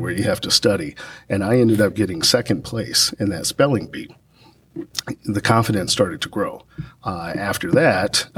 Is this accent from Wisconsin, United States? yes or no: no; San Antonio, Texas, United States; I come from San Antonio, Texas, Santa Rosa Hospital, at 7:47 a.m.